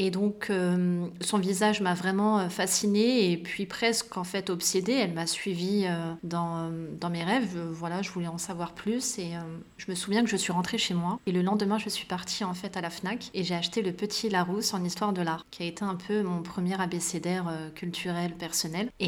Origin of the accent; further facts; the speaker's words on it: Meknès, Fès-Meknès, Morocco; born there; Je suis née au Maroc, loin d'ici, euh, en tout cas du moins loin de Paris, mais à Meknès, qui est l'une des quatre villes impériales du royaume chérifien marocain.